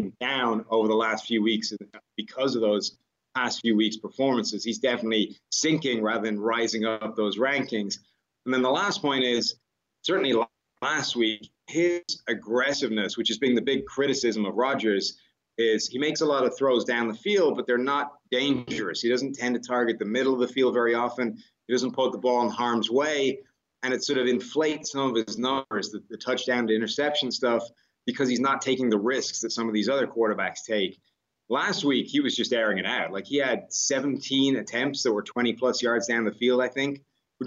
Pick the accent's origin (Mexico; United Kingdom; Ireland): Ireland; now in United States; I come from Ireland where it's not as strong a tipping culture, right? We don't tip for that many things.